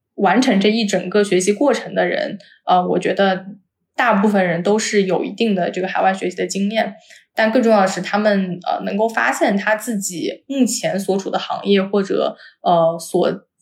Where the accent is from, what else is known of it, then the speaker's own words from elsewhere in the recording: China; 就作为一个中国人